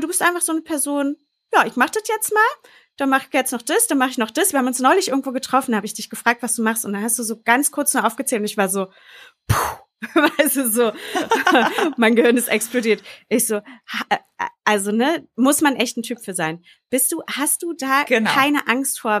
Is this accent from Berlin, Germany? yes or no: yes; Berlin, Germany; Jule und ich sind ja zum Beispiel aus Berlin. Wir sind ja aus der Großstadt.